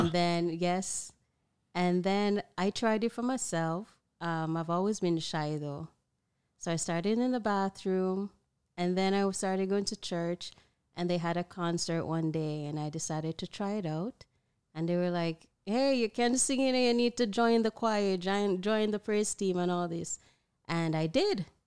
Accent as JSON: {"language": "English", "town": "Broad Creek", "country": "Jamaica", "tie": "born or raised there", "said": "back in my hometown, Broad Creek"}